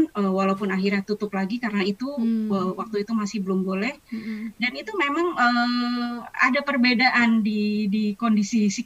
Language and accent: Indonesian; Jakarta, Indonesia; Karena misalnya kita orang Jakarta nggak bisa sekolah misalnya